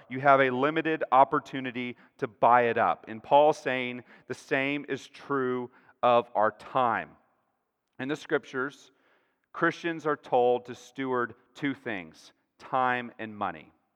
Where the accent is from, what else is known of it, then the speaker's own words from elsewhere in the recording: Texas, United States; I'm a Texan, you know, I'm used to these flat plains